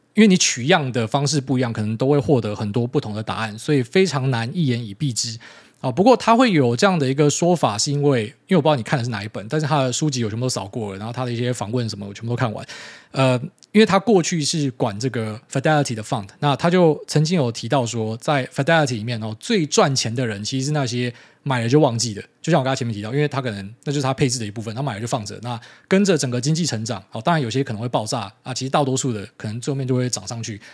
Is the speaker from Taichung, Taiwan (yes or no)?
no; Miaoli County, Taiwan; 我是苗栗人加客家人